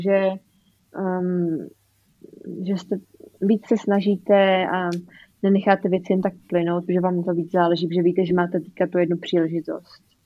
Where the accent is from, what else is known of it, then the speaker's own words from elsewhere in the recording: Czechia; moved away as an adult; jsem z Česka